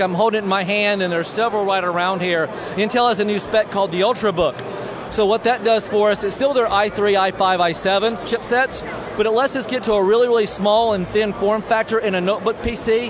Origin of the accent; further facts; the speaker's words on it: United States; I'm as American as you can go. If you pick me out in a crowd, I'm the American.